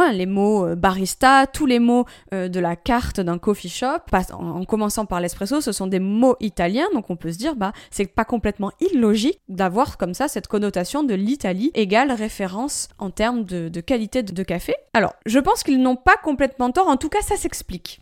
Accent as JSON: {"language": "French", "country": "France", "said": "chez nous en France"}